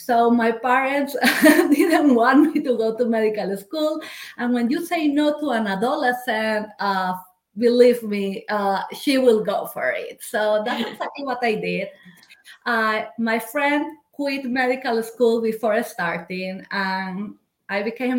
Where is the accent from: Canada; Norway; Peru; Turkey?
Peru; moved away as an adult; now in United States; I am originally from Peru. I came to the US just 11 years ago, following the love of my life